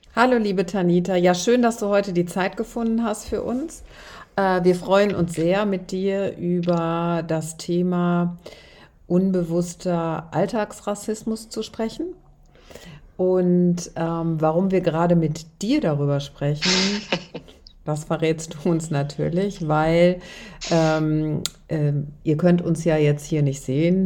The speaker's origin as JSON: {"language": "German", "country": "Germany", "said": "Ich als Deutsche"}